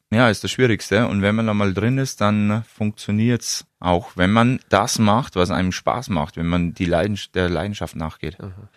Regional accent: Wollensach, Bavaria, Germany; bei mir in Wollensach, in meinem Heimatort

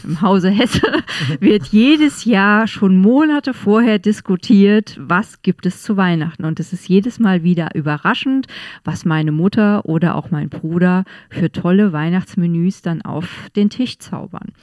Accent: Estonia; now in Ludwigshafen, Germany; Ich komme aus Estland

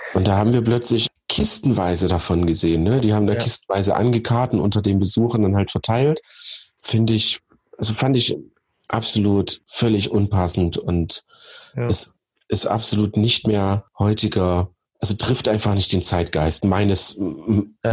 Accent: Germany; Ich komme aus der Eifel. Ich wohne quasi direkt am Westwall

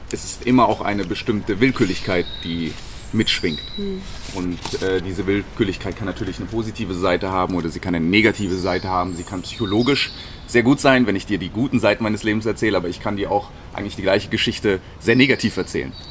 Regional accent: Munich, Bavaria, Germany; ich bin in München groß geworden, habe sehr viel Zeit verbracht in München, bin immer wieder auch mal nach Indien ähm, geflogen, habe dort Zeit verbracht, aber nicht besonders viel.

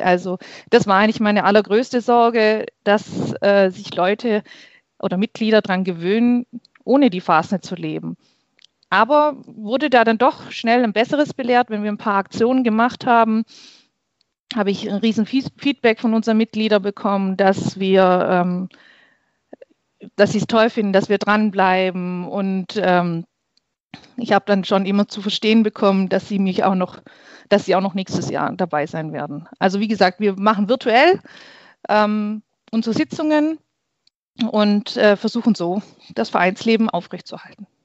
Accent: Heimerdingen, Baden-Württemberg, Germany; Ich komme aus Heimerding, schon immer in Heimerding gelebt, geboren und hier aufgewachsen.

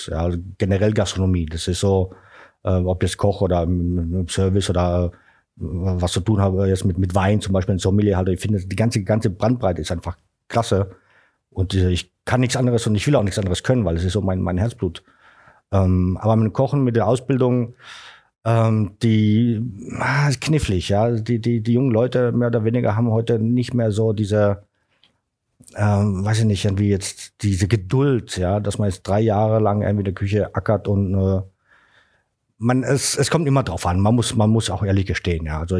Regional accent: Karlsruhe, Baden-Württemberg, Germany; born there; dann bin ich Deutschland, nach Deutschland 1992 äh, gekommen nach Karlsruhe, ne, meine Geburtsstadt.

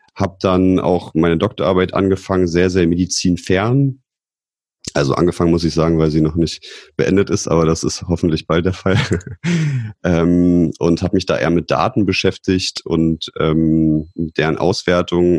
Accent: Potsdam, Brandenburg, Germany; ich bin auch aus Potsdam

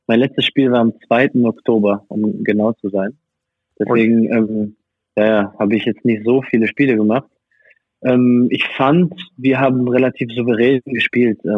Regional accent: France; also born or lived in Germany; now in Hungary; Ich als französischer Staatsbürger

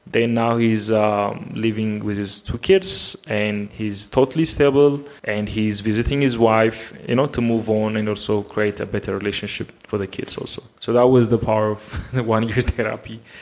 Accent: Addis Ababa, Ethiopia; I am from Addis Ababa, Ethiopia

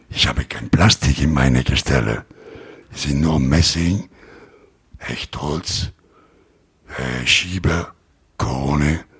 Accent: Rome, Lazio, Italy; German is a second language; Aber ich komme aus Rom und dann meine Lieferanten werden die verarbeiten.

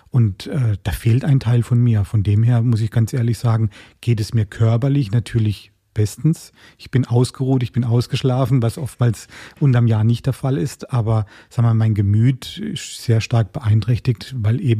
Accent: Baden-Württemberg, Germany; Ich komme ja eigentlich ursprünglich aus dem Schwarzwald und habe da ein paar Besuche gemacht, wo ich über Jahrzehnte nicht getan habe.

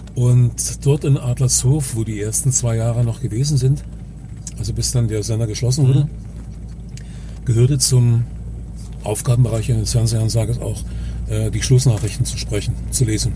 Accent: Dresden, Saxony, Germany; geboren ja. bin ich nicht in Dresden, aber ich bin in Dresden schon irgendwie groß geworden

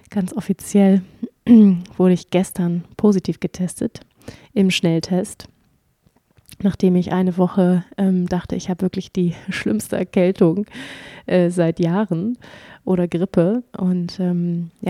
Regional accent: Schleswig-Holstein, Germany; also born or lived in Hamburg; Ich bin in Hamburg geboren und dann sind wir nach Schleswig-Holstein gezogen, aufs Land, so richtig ähm, hinter der letzten Milchkanne.

